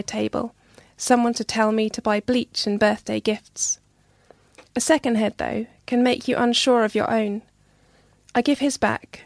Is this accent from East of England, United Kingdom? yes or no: yes; Hertfordshire, East of England, United Kingdom; moved away as an adult; also born or lived in Nottingham; now in Wetherby, United Kingdom; I grew up in Hertfordshire